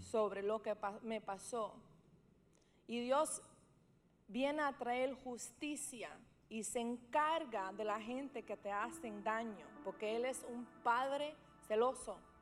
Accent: New York, United States; Yo nací en Beth Israel, que es un hospital bien, bien famoso en Nueva York

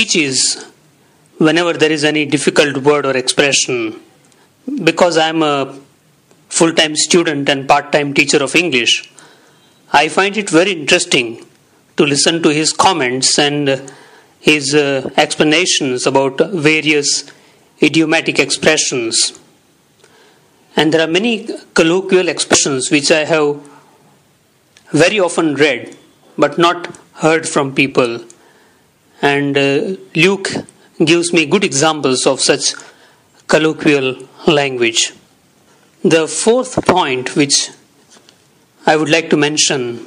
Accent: India; English is a second language; also born or lived in Surat, Gujarat; from India. I live in Surat, in Gujarat, in India

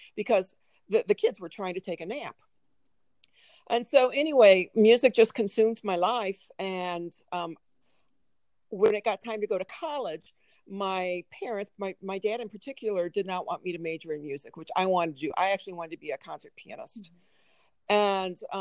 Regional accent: Springfield, Illinois, United States; moved away as an adult; also born or lived in Chicago, Illinois / Minnesota; now in Missoula, United States; When I was 6 years old, we moved from Chicago, Illinois, to Springfield, Illinois

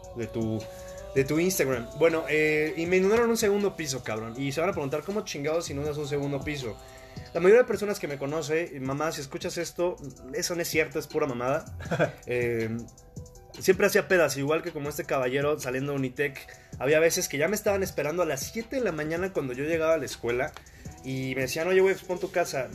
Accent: Mexico; unos pinches mexicanos desmadrosos

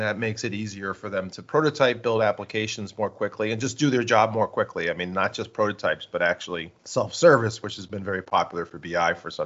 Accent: New York, United States; I am from New York

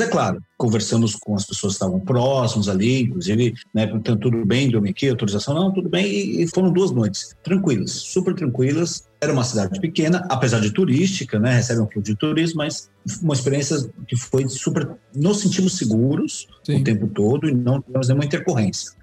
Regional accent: São Paulo, Brazil; saímos de São Paulo, né? Nós somos de São Paulo

